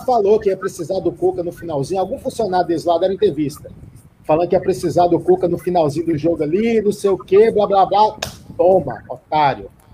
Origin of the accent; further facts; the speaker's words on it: interior of Minas Gerais, Brazil; Eu não sou de São Paulo, né? Sou do interior de Minas Gerais.